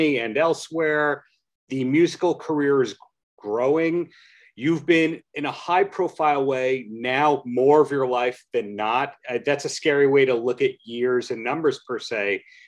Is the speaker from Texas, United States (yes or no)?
no; Long Island, New York, United States; I'm from Long Island